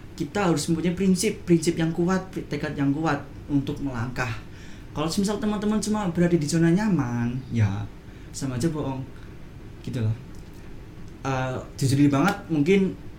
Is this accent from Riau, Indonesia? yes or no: no; Purwokerto, Central Java, Indonesia; saya dari Prokerto